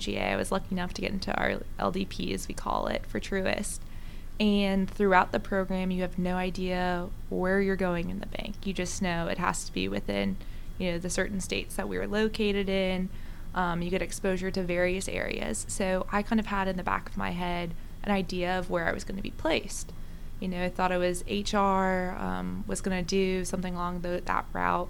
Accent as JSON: {"language": "English", "country": "South Africa", "moved": "yes", "said": "I'm originally from South Africa"}